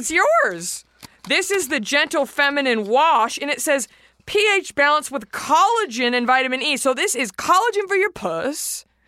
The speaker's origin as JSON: {"language": "English", "town": "Dallas", "region": "Texas", "country": "United States", "moved": "yes", "said": "I'm from Dallas"}